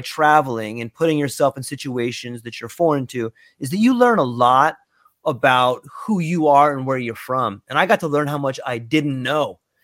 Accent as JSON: {"language": "English", "region": "Southern California", "country": "United States", "tie": "born or raised there", "moved": "yes", "lives_now": "Hawaii, United States", "said": "I was born and raised in Southern California"}